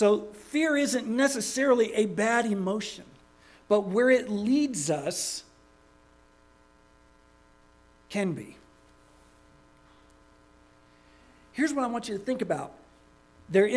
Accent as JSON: {"language": "English", "town": "Daytona Beach", "region": "Florida", "country": "United States", "tie": "born or raised there", "said": "I grew up in Daytona Beach, Florida"}